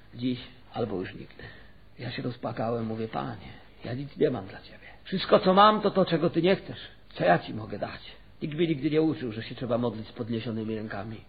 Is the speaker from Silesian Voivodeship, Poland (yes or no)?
yes; Silesian Voivodeship, Poland; U nas na Śląsku kociarz to są ci, co nie są katolikami.